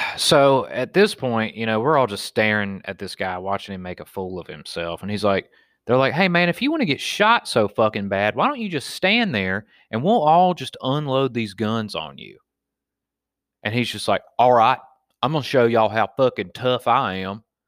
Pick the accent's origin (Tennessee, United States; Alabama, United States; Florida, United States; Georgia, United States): Alabama, United States; Wetumpka; me growing up in Wetumpka, Alabama